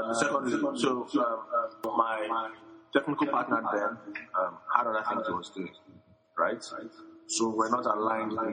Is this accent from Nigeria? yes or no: yes; Nigeria; also born or lived in Lagos; I was born in Nigeria, city. King's College, Lagos, secondary school, university